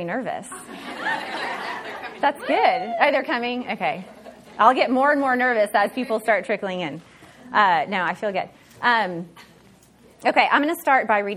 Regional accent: Oklahoma, United States; I'm from Oklahoma

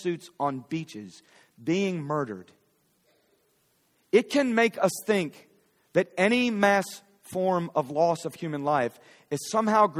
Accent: Philadelphia, Pennsylvania, United States; now in Fort Worth, United States; I'm from Philly.

